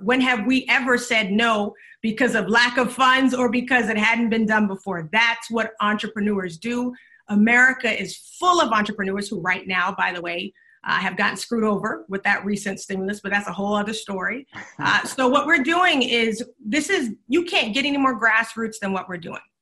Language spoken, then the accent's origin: English; Charleston, South Carolina, United States; now in Texas, United States; I'm from Charleston, South Carolina, originally